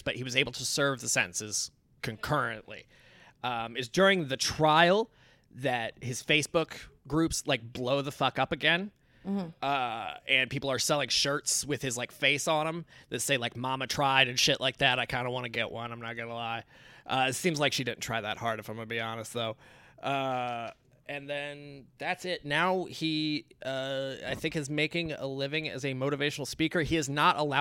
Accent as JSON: {"language": "English", "region": "Indiana", "country": "United States", "said": "I'm from Indiana. I'm a good old boy"}